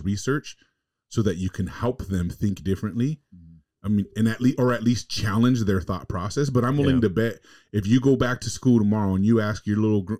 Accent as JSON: {"language": "English", "region": "California", "country": "United States", "tie": "born or raised there", "moved": "yes", "said": "growing up in California in the hood"}